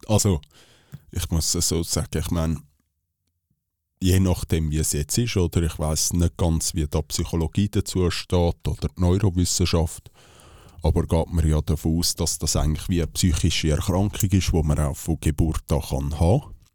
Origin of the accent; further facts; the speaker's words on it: Switzerland; wir als Schweizer Bürger